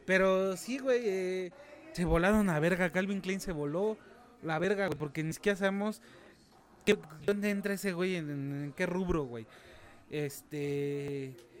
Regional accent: Mexico; como mexicano

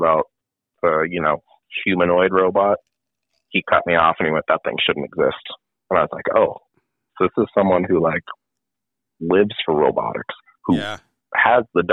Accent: New England, United States; I'm from New England

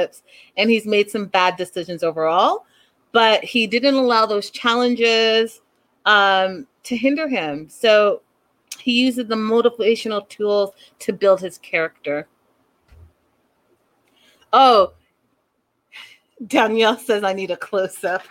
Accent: Canada; I have African parents, and I'm from Canada

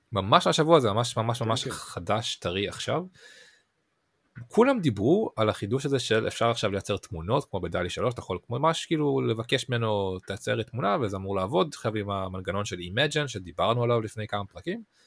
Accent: Israel; בתור ישראלים

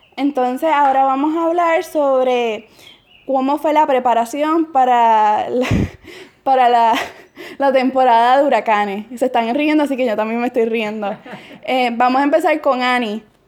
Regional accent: Puerto Rico; moved away as an adult; yo soy puertorriqueña

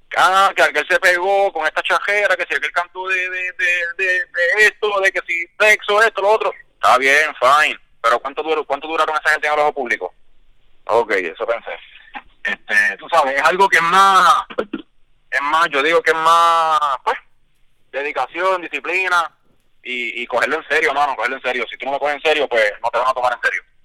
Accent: Isabela, Puerto Rico; Isabela, que es mi pueblo

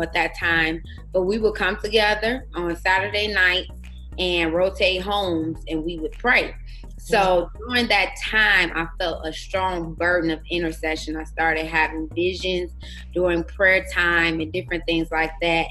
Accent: Chicago, Illinois, United States; moved away as an adult; now in Arizona, United States; I'm originally from Chicago, Illinois we uh, relocated to Arizona six years ago

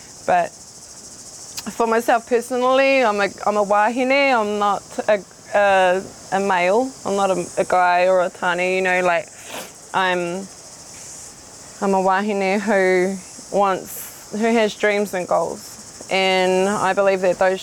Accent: Rotorua, Bay of Plenty, New Zealand; also born or lived in Whakatane; I grew up in Rotokawa, Ōwhata, which is close to pretty much out by the airport in Rotorua

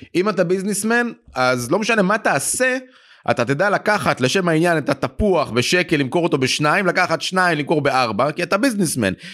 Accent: Jerusalem, Jerusalem District, Israel; now in Tel Aviv, Israel; אני במקור ירושלמי

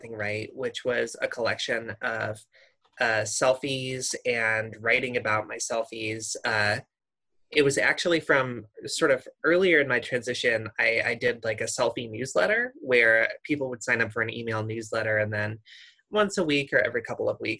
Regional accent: Midwest, United States; I grew up in the Midwest

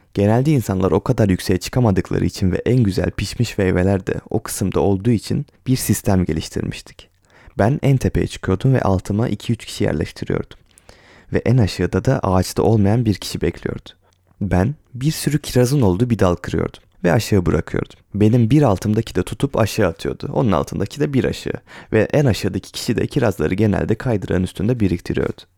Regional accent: Ereğli, Zonguldak, Turkey; born or raised there

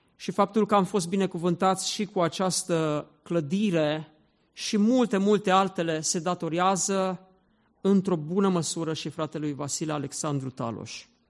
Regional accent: Zalău, Sălaj County, Romania; Eu m-am născut în Zalău

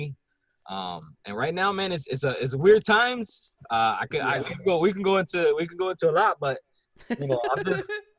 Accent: Puerto Rico; now in Philadelphia, United States; I'm from Puerto Rico

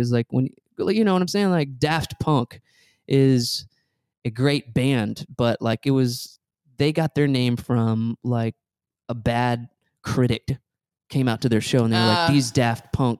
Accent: Atlanta, Georgia, United States; Like, we come from Atlanta.

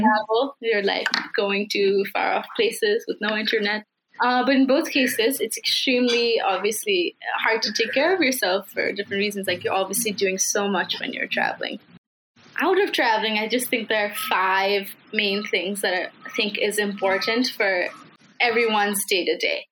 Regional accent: Kathmandu, Bagmati, Nepal; I am uh, from Kathmandu, like you mentioned, it's my hometown. I've lived here for 18 years

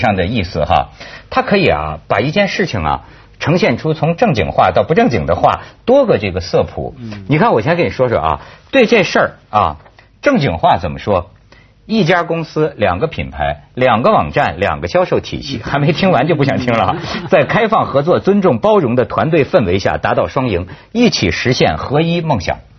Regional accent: China; 陆陆客是中性，不是骂我们大陆人，敢。

